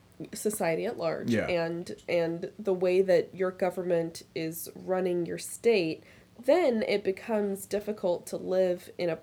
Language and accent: English; Texas, United States; also born or lived in Austin, Texas / Houston, Texas; Having lived in Texas for 20 years, I definitely would say that I'm a Texan, but in the sense of I've lived in Austin 10 years in Austin, 10 years in Houston, but I'm not the stereotypical conservative Texan, cowboy